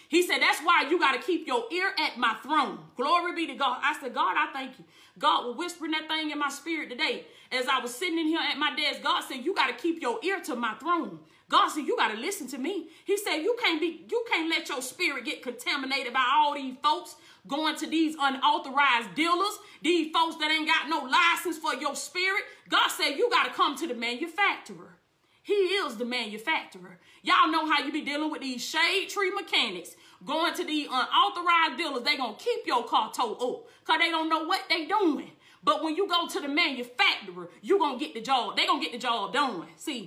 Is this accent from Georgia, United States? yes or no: yes; Blakely, Georgia, United States; Blakely, Georgia is not my origin. That's my hometown. I was born in Blakely, Georgia